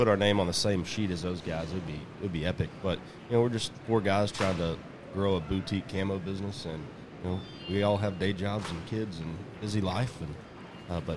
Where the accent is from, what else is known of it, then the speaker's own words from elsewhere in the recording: South Texas, United States; growing up in South Texas, hunting in South Texas